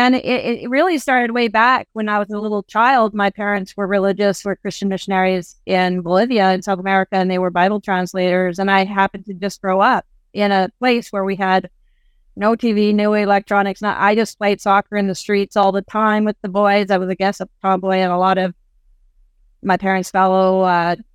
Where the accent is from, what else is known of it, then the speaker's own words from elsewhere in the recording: Canada; also born or lived in Nigeria; I'm a Canadian living in Africa